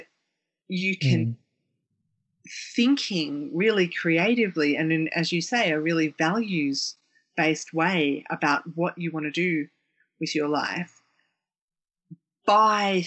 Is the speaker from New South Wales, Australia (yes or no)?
no; Victoria, Australia; growing up in Australia